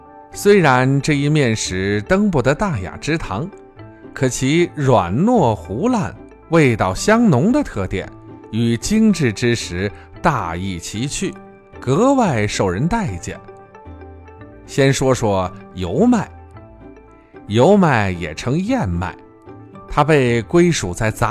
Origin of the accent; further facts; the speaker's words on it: Shanxi, China; 粗粮细作是我们山西人适应生存环境的产物